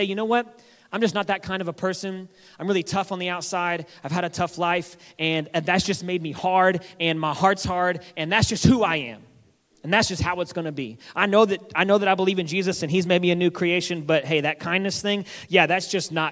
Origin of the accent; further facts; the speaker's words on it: Texas, United States; moved away; We're both from Texas